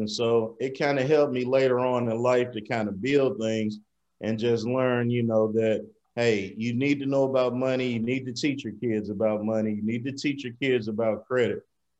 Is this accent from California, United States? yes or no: no; Mississippi, United States; moved away as an adult; I moved here from Mississippi in 2004 to go to High Tech Institute, where I learned computer networking and security and got a degree in that.